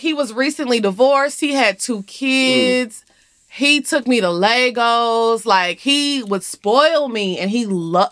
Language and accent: English; Orange, Texas, United States; moved away as an adult; also born or lived in Houston, Texas; now in Atlanta, United States; I grew up in Orange, Texas